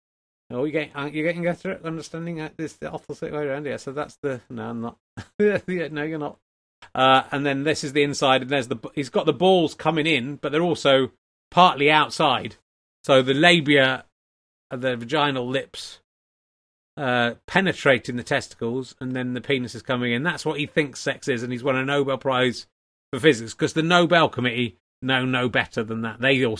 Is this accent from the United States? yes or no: no; England, United Kingdom; So, I don't care, Richard. I'm English through and through.